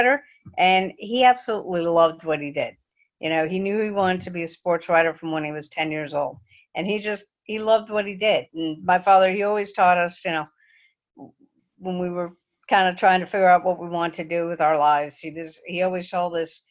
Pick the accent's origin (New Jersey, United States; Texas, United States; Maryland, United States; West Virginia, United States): New Jersey, United States; now in Central Florida, United States; Growing up in New Jersey